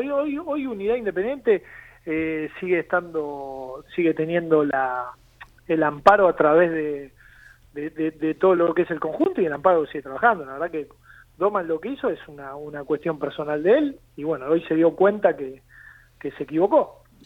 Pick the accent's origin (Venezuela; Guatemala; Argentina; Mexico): Argentina; Avellaneda, Buenos Aires Province; yo soy de Avellaneda. Trabajo en Avellaneda